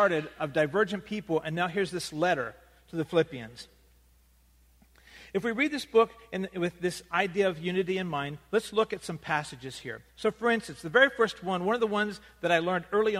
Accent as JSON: {"language": "English", "country": "United States", "said": "we happen to be Americans"}